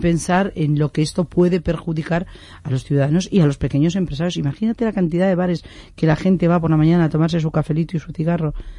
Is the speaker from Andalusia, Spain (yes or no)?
no; Madrid, Community of Madrid, Spain; yo soy de Madrid